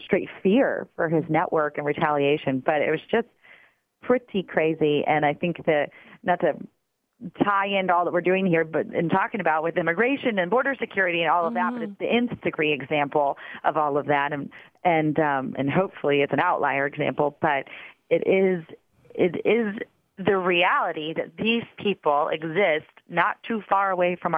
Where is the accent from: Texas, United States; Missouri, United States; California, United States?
Missouri, United States; I'm from Missouri.